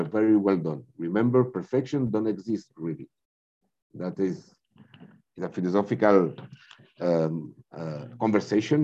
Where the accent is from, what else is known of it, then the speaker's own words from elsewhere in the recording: Spain; also born or lived in France; I am from Spain. I was raised between France and Spain